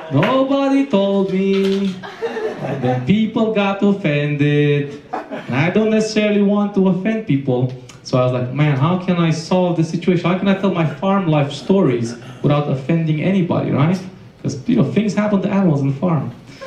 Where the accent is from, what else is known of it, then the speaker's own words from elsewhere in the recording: Romania; English is a second language; when I was growing up in Romania, there was a lot of dogs running the streets